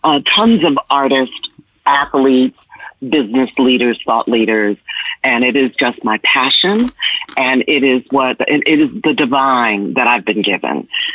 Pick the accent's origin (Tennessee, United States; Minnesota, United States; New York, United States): New York, United States; also born or lived in Washington, D.C.; I then left D.C., went to New York, which is my hometown. I grew up in the Bronx and Harlem and Manhattan.